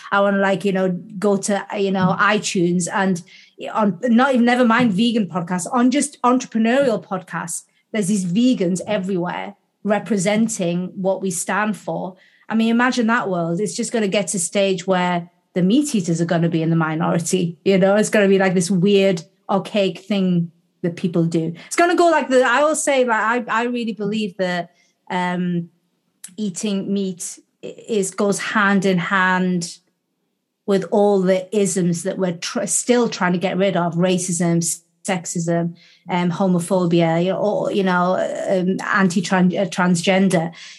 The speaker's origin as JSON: {"language": "English", "town": "Gateshead", "region": "North East England", "country": "United Kingdom", "tie": "born or raised there", "said": "I'm back to my hometown of Gateshead. So Gateshead's a couple of miles south of Newcastle-upon-Tyne in the northeast of England."}